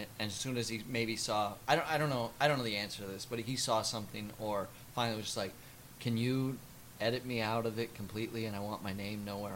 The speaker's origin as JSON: {"language": "English", "region": "Midwest", "country": "United States", "accent": "Midwest", "said": "I'm from the Midwest"}